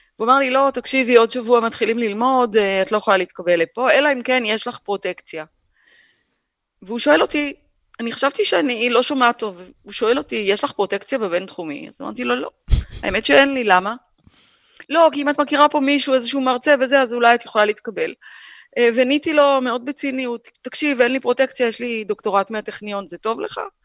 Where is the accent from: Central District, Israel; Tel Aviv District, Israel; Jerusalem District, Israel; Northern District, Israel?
Northern District, Israel; Hatzor HaGlilit; moved away; גדלתי בחצור הגלילית